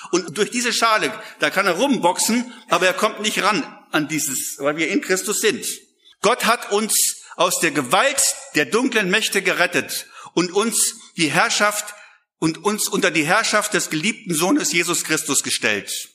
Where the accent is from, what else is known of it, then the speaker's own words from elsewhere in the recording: Lüneburg Heath, Lower Saxony, Germany; ich komme aus der Lüneburger Heide